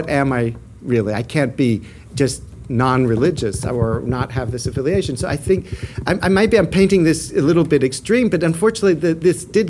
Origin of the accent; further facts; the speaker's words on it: United States; moved away as an adult; now in Auckland, New Zealand; I'm an American